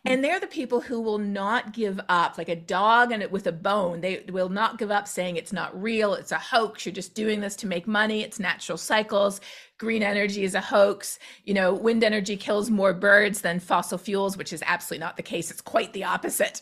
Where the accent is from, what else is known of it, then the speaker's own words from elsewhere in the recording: Canada; now in Texas, United States; I'm Canadian